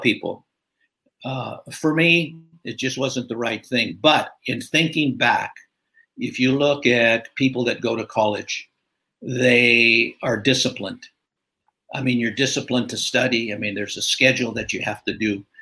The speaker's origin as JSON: {"language": "English", "region": "California", "country": "United States", "tie": "born or raised there", "said": "I'm a California native, so uh, early years in uh, northern in Southern California, then uh, moved up. Parents moved up to northern"}